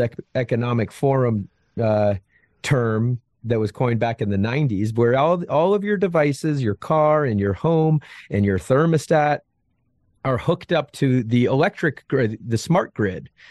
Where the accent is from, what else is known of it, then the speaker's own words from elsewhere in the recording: outside of Albany, upstate New York, United States; I was born in, uh, upstate New York, outside of Albany, Albany, New York